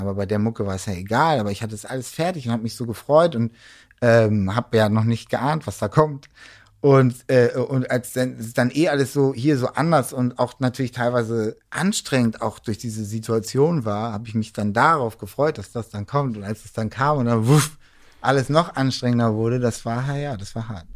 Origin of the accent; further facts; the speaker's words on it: Hamburg, Germany; moved away as an adult; now in Berlin, Germany; als Hamburger